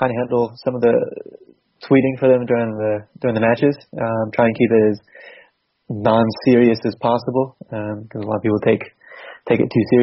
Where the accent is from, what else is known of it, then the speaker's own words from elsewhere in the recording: Massachusetts, United States; moved away as an adult; also born or lived in North Carolina, United States; now in England; Well, uh, I'm technically from from Massachusetts area. Lived in North Carolina as well.